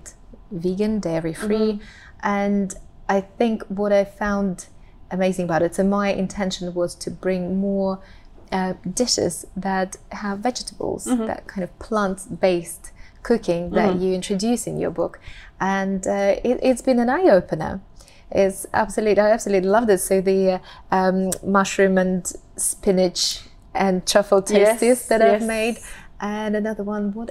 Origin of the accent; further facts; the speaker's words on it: Russia; So I come from Russia and we eat cabbage a lot.